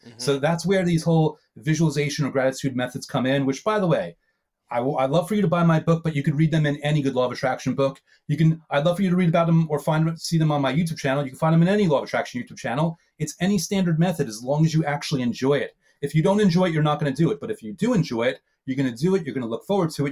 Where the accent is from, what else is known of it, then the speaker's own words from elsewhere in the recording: New York, United States; I'm a New Yorker, so old school